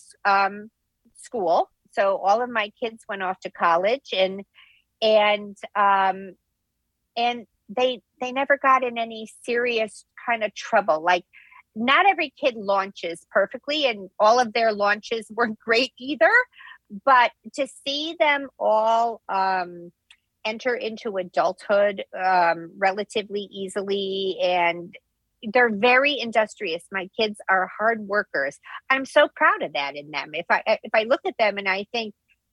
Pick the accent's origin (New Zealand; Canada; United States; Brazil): United States; Midwest; now in New Jersey, United States; I'm a New Jersey resident, born and raised in the Midwest, but transplanted here to the East Coast.